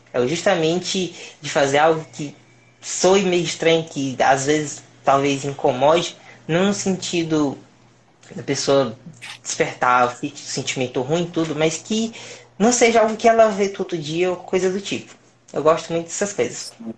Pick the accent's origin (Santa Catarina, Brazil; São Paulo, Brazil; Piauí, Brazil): Piauí, Brazil; Pedro II; moved away as an adult; now in Teresina, Brazil; eu sou de Pedro II do Piauí, atualmente estou aqui dando meu primeiro passo para ir para o mundo, aqui em Teresina.